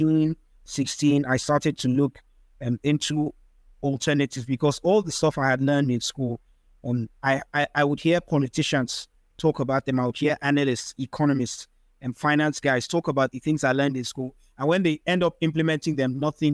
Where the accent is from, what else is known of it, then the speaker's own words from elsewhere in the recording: Nigeria; English is a second language; I'm a Nigerian-Austrian